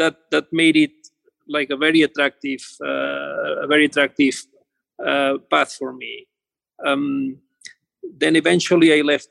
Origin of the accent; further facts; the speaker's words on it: Barcelona, Catalonia, Spain; moved away as an adult; also born or lived in Los Angeles, United States; now in United States; I am originally from Barcelona area, from Spain